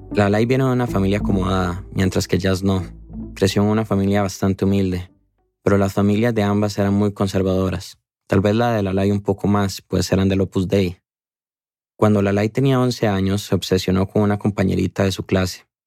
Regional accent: Costa Rica; como tico que soy

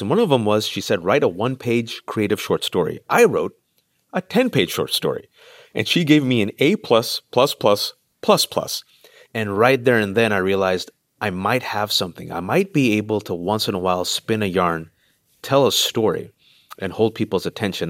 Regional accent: Bay Area, California, United States; I'm in California, born and raised in the Bay Area to Pakistani

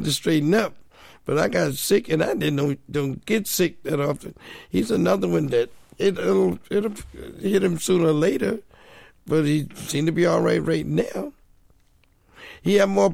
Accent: New Jersey, United States; I grew up in New Jersey

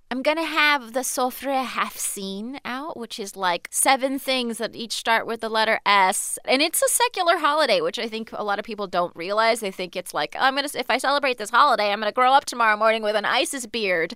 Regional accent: United States; also born or lived in Virginia / Iran (ancestry); I was actually born here. We lived in Virginia, you know, when I was a baby.

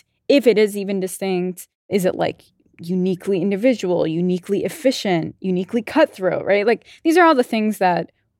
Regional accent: New Jersey, United States; I'm from Jersey

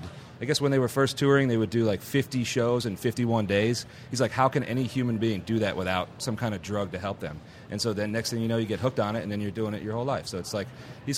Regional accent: Houston, Texas, United States; I'm from Houston, so this is such a rock and roll town.

